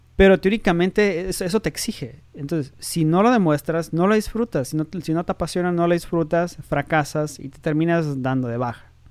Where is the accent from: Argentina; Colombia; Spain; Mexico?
Mexico; Tijuana, Baja California; also born or lived in Mexico City; soy de Tijuana